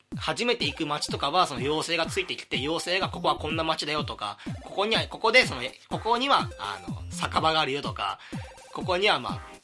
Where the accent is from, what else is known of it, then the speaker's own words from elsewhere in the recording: Hyogo, Japan; moved away as an adult; also born or lived in Itabashi, Tokyo; now in Tokyo, Japan; 僕の18年間住んでいた